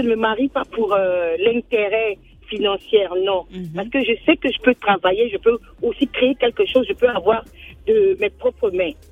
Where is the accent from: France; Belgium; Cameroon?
Cameroon; Douala, Littoral; j'ai grandi au Cameroun, j'ai grandi à Douala